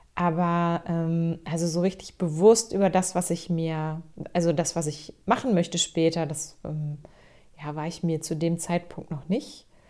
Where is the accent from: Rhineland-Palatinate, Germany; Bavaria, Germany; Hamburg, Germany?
Hamburg, Germany; now in Schleswig-Holstein, Germany; ich bin tatsächlich gebürtige Hamburgerin. Also ich bin im Hamburger Westen geboren, in Rissen ganz genau.